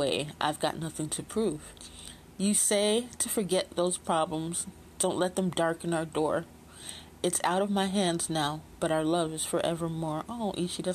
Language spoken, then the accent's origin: English; Chicago, Illinois, United States; I'm from Chicago, and I was there in the 70s and 80s, too